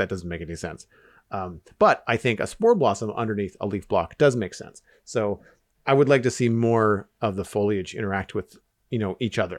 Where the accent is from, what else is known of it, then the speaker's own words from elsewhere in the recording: Canada; As a Canadian, I think that would be really, really